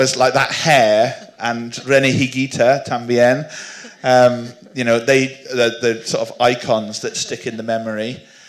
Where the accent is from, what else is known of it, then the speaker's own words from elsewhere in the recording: Wales, United Kingdom; also born or lived in Cornwall; And I was born in Cornwall, which is a county in the southwest of England. So I had no ethnic claim or family claim to being Welsh at all. And yet, my family had moved to Wales when I was just 3 years old